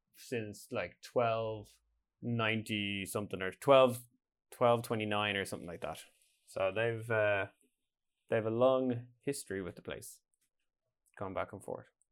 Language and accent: English; Ireland; now in Norway